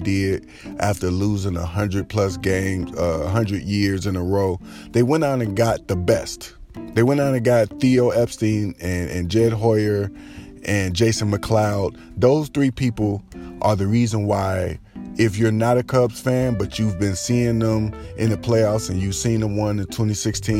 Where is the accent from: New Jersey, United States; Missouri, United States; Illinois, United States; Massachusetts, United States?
Illinois, United States; Chicago; I'm just a Chicagoan until Chicago ends